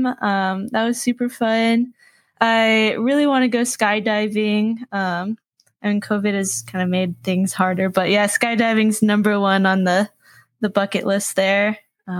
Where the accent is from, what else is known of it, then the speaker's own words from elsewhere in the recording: Phoenix, Arizona, United States; moved away as an adult; also born or lived in Tucson, Arizona; now in Washington, United States; So I grew up in Arizona. I grew up in the Phoenix area, and then I went to school in Tucson.